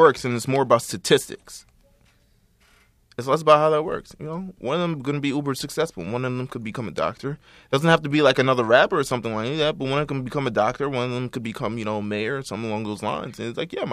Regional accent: New York, United States; I'm from New York

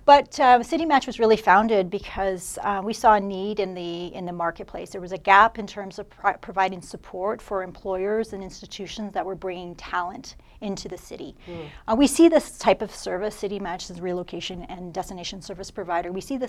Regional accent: London, Ontario, Canada; Yeah, I'm a Londoner.

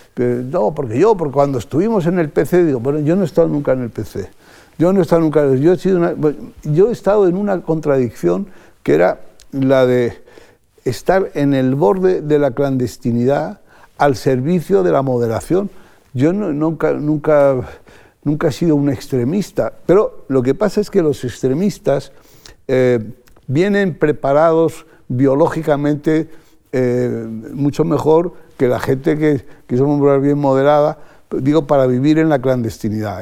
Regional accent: Spain; also born or lived in London / Brussels; como español

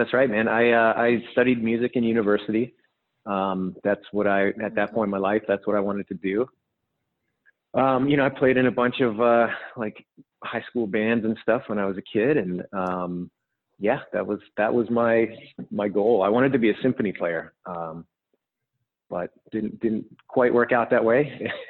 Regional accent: British Columbia, Canada; also born or lived in Edmonton / California; So I was born in Edmonton, which is like more central Canada. And then my family and I actually lived in California for a couple of years when I was young, like maybe 6 or 7.

